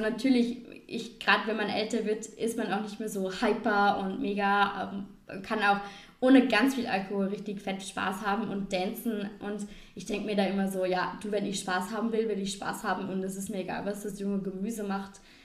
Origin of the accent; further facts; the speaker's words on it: Vorarlberg, Austria; unser Dialekt und ja, oh, unser Ländle, unsere Berge